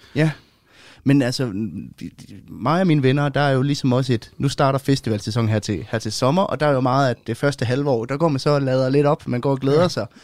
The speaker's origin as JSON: {"language": "Danish", "country": "Denmark", "said": "vi har hjemme i Danmark"}